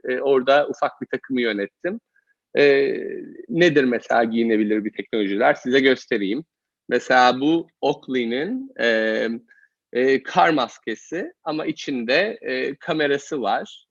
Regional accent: Eskişehir, Turkey; moved away as an adult; also born or lived in Copenhagen; now in United States; Eskişehirliyim. E, Eskişehir'de doğdum, büyüdüm.

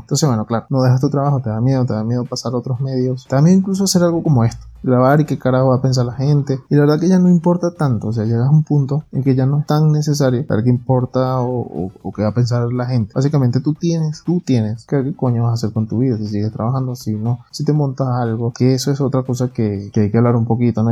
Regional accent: Venezuela; moved away as an adult; now in Ecuador; yo soy venezolano

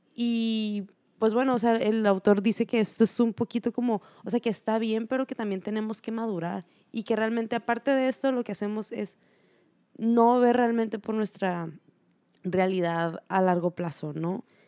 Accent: Mexico; nosotros como mexicanos

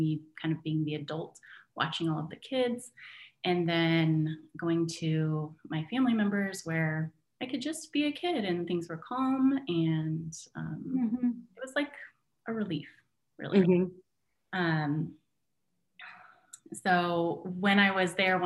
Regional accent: California, United States; moved away as an adult; also born or lived in Michigan; now in Battle Creek, Michigan, United States; I grew up in California, and I moved in at my grandma's house

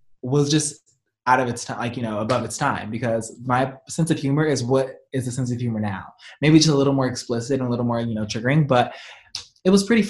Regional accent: Compton, California, United States; I grew up in Compton

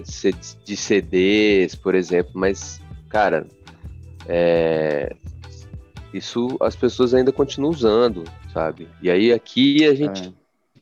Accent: Brazil; A gente, nós como brasileiros

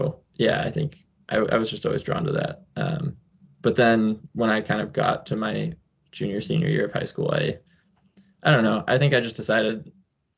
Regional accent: New Hampshire, United States; I grew up in New Hampshire and still live there

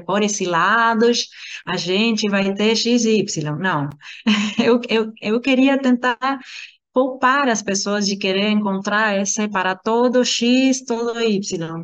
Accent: Argentina; Portuguese is a second language; moved away; eu sou argentina

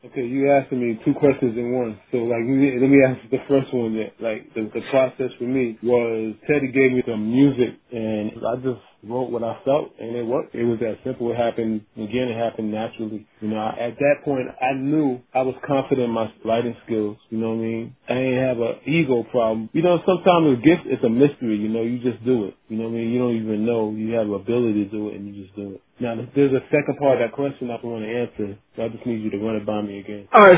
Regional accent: the North, United States; I was from the north

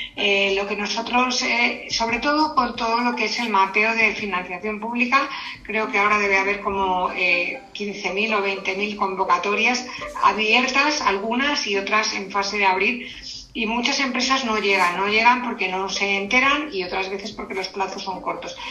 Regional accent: Segovia, Castile and León, Spain; now in Madrid, Spain; soy de Segovia, aunque quiero mucho a Madrid

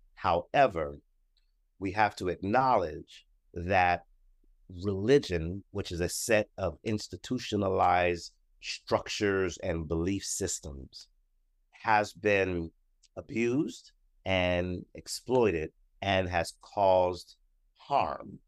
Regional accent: Columbus, Ohio, United States; I am from Columbus, Ohio.

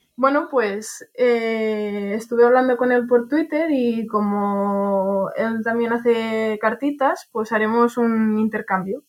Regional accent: Barcelona, Catalonia, Spain; de Barcelona

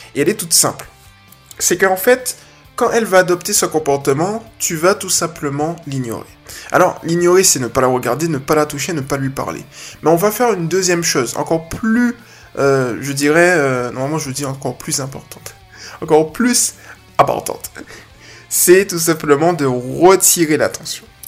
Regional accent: Guadeloupe; je suis de la Guadeloupe

